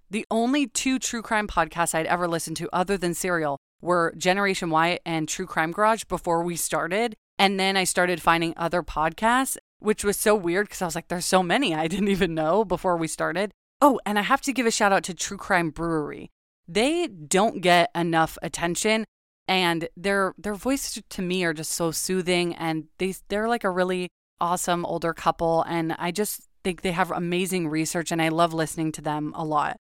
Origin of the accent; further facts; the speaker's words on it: Los Angeles, California, United States; moved away as an adult; now in Oregon, United States; I'm from Los Angeles. I was born and raised there